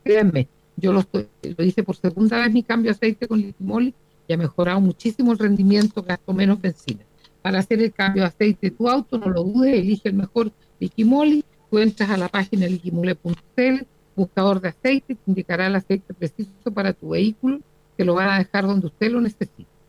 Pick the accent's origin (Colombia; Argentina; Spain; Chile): Chile; como chilenos